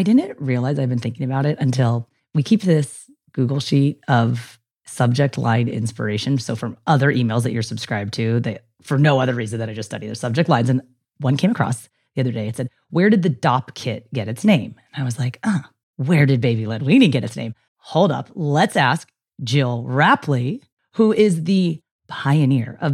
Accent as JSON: {"language": "English", "country": "United States", "said": "I'm American"}